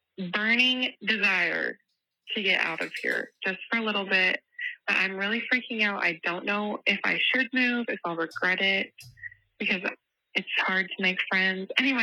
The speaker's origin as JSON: {"language": "English", "town": "Fayetteville", "region": "Arkansas", "country": "United States", "tie": "born or raised there", "said": "I'm calling from Fayetteville, Arkansas."}